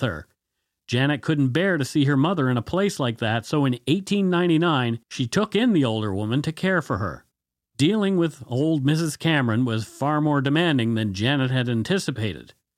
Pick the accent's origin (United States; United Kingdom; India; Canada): Canada; We are ordinary Canadian schmucks